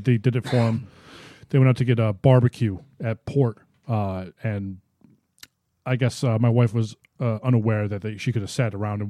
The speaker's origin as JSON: {"language": "English", "region": "New York", "country": "United States", "said": "I'm a New Yorker."}